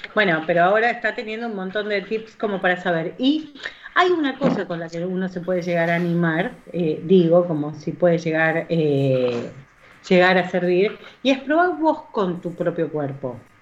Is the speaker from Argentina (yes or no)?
yes; Argentina; ya soy argentina